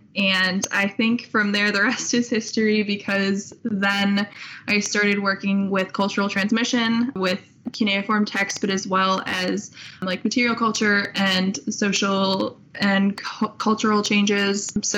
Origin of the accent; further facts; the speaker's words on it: Brookfield, Wisconsin, United States; I am from Brookfield, Wisconsin.